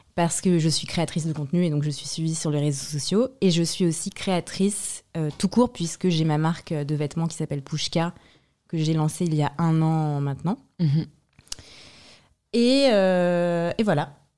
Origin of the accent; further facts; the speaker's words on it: France; also born or lived in Transylvania, Romania; now in Paris, France; j'ai grandi en France